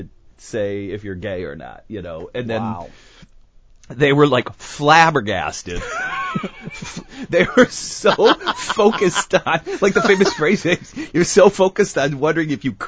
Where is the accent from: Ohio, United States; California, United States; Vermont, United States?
California, United States; Burbank; I grew up in Burbank, and life is pretty real.